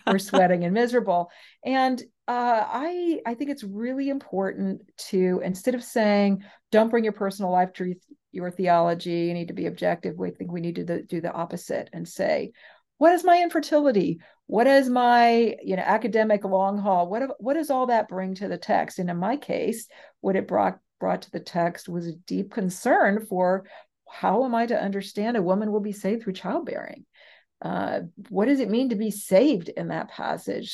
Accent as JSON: {"language": "English", "region": "West Coast", "country": "United States", "said": "I'm from the West Coast"}